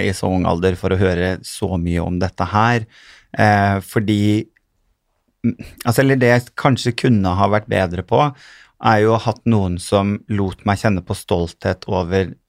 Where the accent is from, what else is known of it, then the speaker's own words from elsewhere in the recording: Sandefjord, Vestfold, Norway; also born or lived in Kjerringøy / Bodø; jeg har jo vokst opp og gått skole i Sandefjord